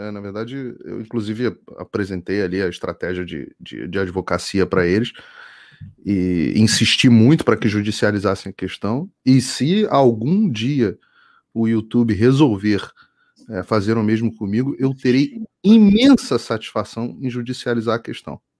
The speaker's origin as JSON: {"language": "Portuguese", "region": "Rio de Janeiro", "country": "Brazil", "said": "Sou carioca."}